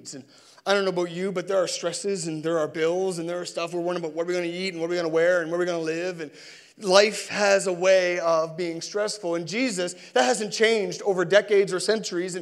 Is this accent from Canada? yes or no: yes; Sackville, Canada; And I'm from Sackville